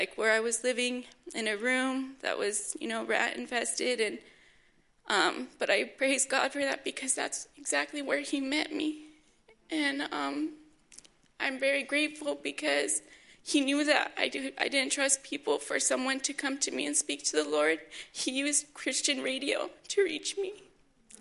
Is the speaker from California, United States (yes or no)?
yes; Oxnard, California, United States; I'm from Oxnard, California. I'm 25 years old, and I grew up in a good home